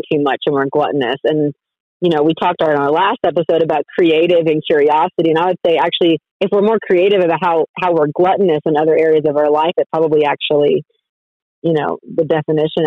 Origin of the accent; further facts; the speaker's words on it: Colorado, United States; moved away as an adult; also born or lived in Texas; I'm from Colorado, and then I went to undergrad at Baylor University